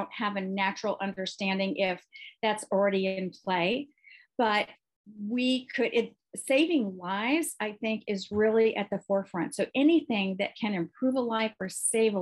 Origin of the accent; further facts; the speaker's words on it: Texas, United States; I come from Texas